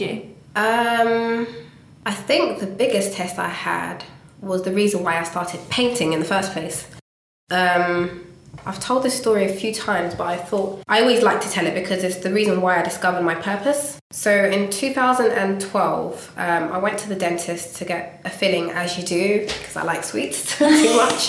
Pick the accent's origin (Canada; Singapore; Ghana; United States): Ghana; I'm Ghanaian and as a Ghanaian, you do not tell your parents you want to be an artist